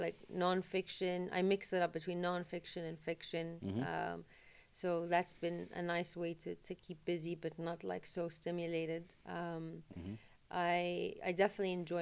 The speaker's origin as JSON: {"language": "English", "town": "Jeddah", "region": "Makkah Province", "country": "Saudi Arabia", "tie": "born or raised there", "said": "I'm from Jeddah, so the sea is something I've always loved"}